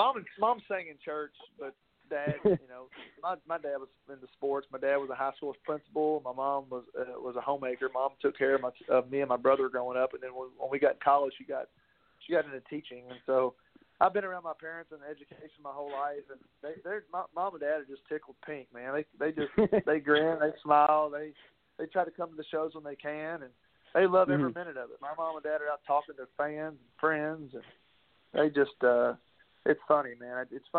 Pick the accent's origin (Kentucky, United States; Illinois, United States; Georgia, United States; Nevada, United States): Kentucky, United States; I was straight from Kentucky.